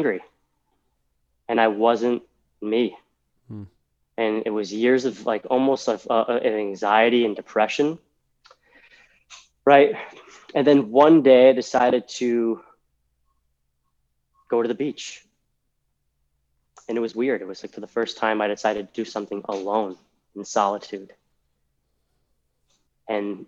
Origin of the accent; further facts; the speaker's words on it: Massachusetts, United States; moved away as an adult; also born or lived in Texas; I grew up in Massachusetts. 24 years, right? Inside a very small Massachusetts bubble